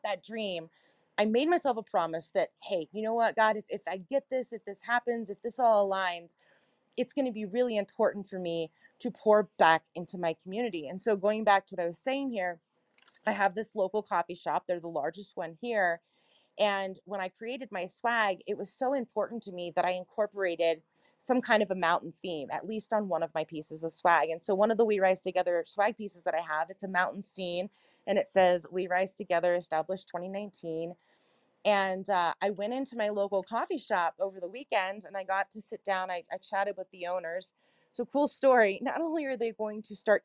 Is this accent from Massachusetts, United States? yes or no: no; Cincinnati, Ohio, United States; also born or lived in Chicago / South Carolina; now in Colorado, United States; I'm originally from Cincinnati, Ohio, spent some time in Chicago and South Carolina as well